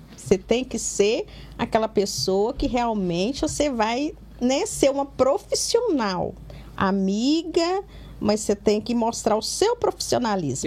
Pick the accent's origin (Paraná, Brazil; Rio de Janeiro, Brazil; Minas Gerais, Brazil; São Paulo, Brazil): Minas Gerais, Brazil; Governador Valadares; now in Belo Horizonte, Brazil; eu sou de Valadares